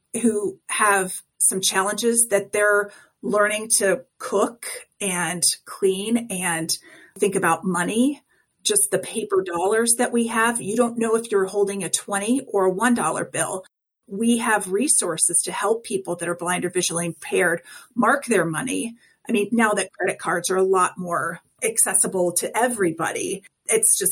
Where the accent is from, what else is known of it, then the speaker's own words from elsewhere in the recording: Colorado, United States; I'm from Colorado.